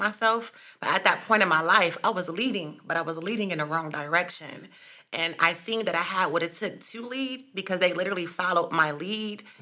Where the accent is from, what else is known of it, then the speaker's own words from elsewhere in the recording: Akron, Ohio, United States; I'm from Akron, Ohio. The west side, Diagonal, Mercer, the area